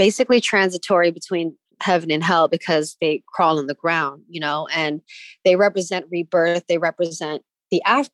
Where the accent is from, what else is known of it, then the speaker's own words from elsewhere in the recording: San Francisco, California, United States; I grew up in the Excelsior watching Lowriders.